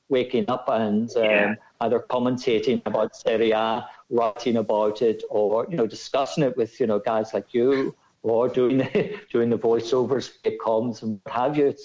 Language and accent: English; Ireland; accent: Irish; moved away as an adult; also born or lived in Rome, Italy; obviously with my accent, I'm Irish. But I moved to Rome in 1990